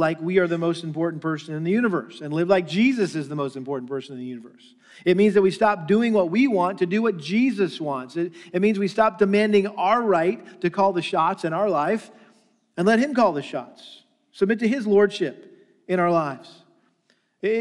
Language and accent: English; Massachusetts, United States; I grew up in Massachusetts and a very strong Catholic influence there.